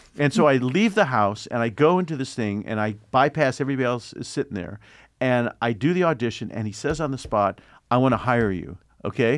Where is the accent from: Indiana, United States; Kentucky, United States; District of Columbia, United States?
Indiana, United States; Indianapolis; I'm from Indianapolis